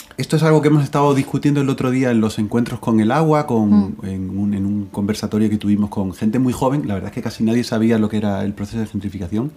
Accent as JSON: {"language": "Spanish", "region": "Extremadura", "country": "Spain", "said": "en mi tierra, en Extremadura"}